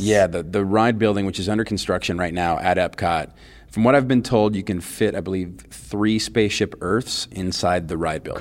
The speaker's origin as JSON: {"language": "English", "region": "Southern California", "country": "United States", "tie": "born or raised there", "said": "I grew up here in Southern California"}